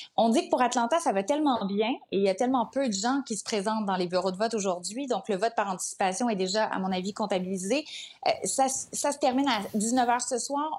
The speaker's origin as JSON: {"language": "French", "country": "Canada"}